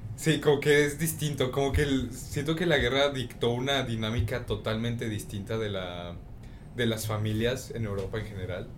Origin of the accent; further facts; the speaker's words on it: Mexico; soy mexicano